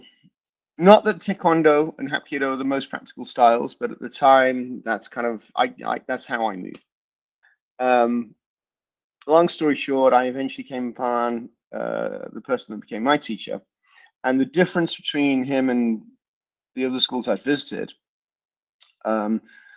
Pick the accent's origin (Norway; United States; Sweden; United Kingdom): United Kingdom; Birmingham, West Midlands; moved away; also born or lived in Hong Kong; I grew up in Birmingham in the UK